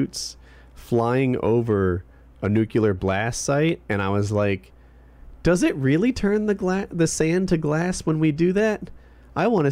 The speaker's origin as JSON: {"language": "English", "country": "United States"}